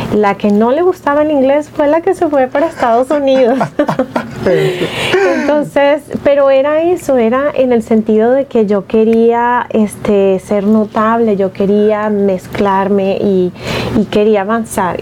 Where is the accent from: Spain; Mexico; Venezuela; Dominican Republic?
Venezuela; moved away as an adult; also born or lived in Seattle; En Venezuela, bueno, yo venía recién graduada